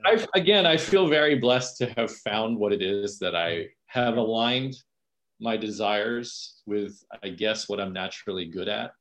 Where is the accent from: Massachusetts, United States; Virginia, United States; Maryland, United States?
Virginia, United States; Falls Church; moved away as an adult; also born or lived in New York City / Philippines (parents); now in Delaware County, Pennsylvania, United States; I'm from Falls Church, Virginia. It's like mm-hmm. pretty close to DC